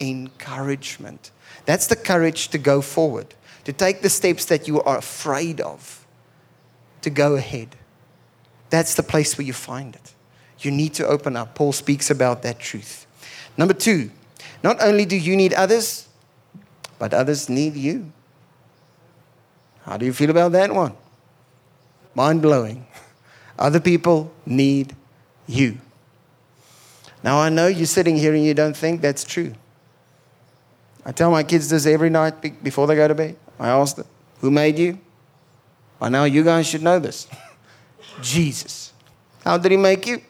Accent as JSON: {"language": "English", "town": "Pretoria", "region": "Gauteng", "country": "South Africa", "tie": "born or raised there", "said": "I grew up in Pretoria"}